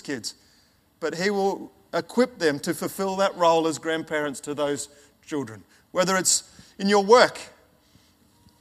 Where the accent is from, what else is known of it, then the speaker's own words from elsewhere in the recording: Ernabella, South Australia, Australia; moved away; also born or lived in Alice Springs / Papua New Guinea; I was born in Alice Springs and then grew up in a town called, or a little community called Ernabella, which is right in the middle of Australia, right in the desert